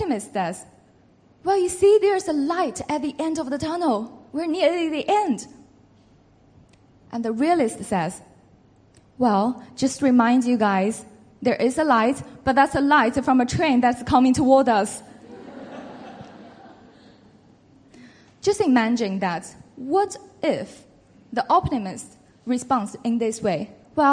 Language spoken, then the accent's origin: English; China; moved away as an adult; also born or lived in Beijing / Oxford; I was born in China. I grew up there.